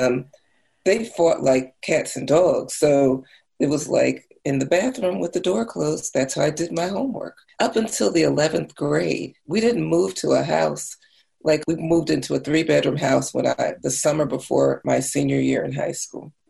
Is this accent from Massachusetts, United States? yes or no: no; New Jersey, United States; I grew up in New Jersey